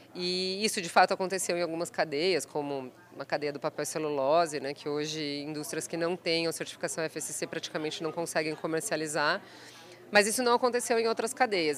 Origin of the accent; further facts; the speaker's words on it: Botucatu, São Paulo, Brazil; moved away; eu nasci em Botucatu, passei por outras cidades